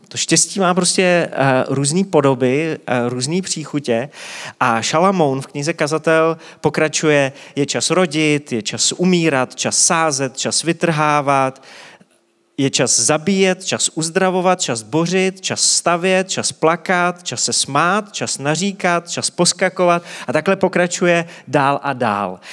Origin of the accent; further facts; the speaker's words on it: Czechia; my jako Češi to známe hodně intenzivně